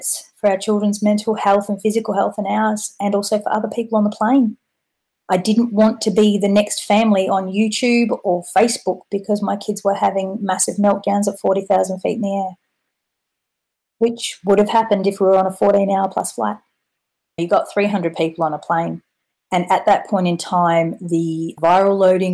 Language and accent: English; Perth, Western Australia, Australia; moved away as an adult; now in United Kingdom; I'm from Perth in Western Australia.